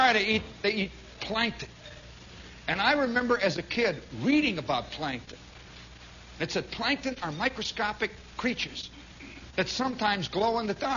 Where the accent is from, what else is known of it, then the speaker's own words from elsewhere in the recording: New York, United States; I'm a New Yorker